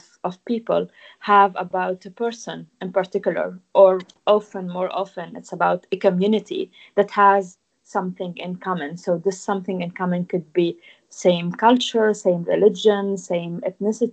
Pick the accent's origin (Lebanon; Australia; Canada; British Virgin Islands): Lebanon; accent: Lebanese; English is a second language; moved away as an adult; also born or lived in France; now in United Kingdom; I grew up in Lebanon. So, like, my home is Lebanon, obviously. I moved to France when I was 19 for studies